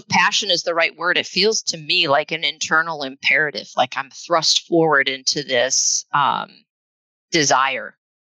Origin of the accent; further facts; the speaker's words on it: Northeast Iowa, United States; also born or lived in Minnesota; now in Seattle area, United States; I hail from the Midwest. I grew up in Northeast Iowa